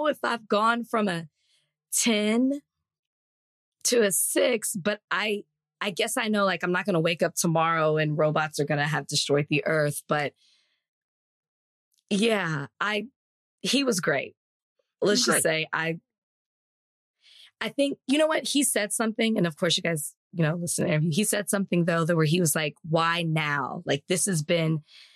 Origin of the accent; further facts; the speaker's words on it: Texas, United States; I'm from Texas. And so, like, we grew up going to Juneteenth stuff.